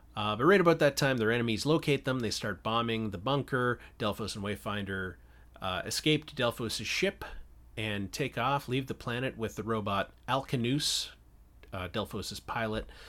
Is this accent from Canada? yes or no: yes; Canada; moved away as an adult; now in California, United States; I am Canadian, though I've been living in California for the last sixteen years.